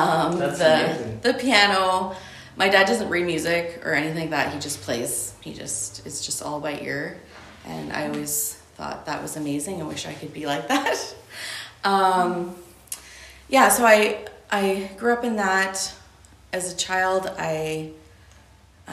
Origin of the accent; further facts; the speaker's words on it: Ontario, Canada; moved away as an adult; also born or lived in Alberta; I grew up in Ontario.